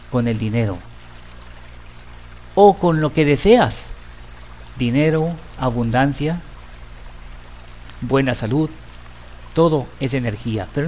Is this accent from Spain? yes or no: no; Mexico; Y nuestra actitud hacia el dinero es una de las cosas en las que como mexicanos y como latinoamericanos tenemos que trabajar mucho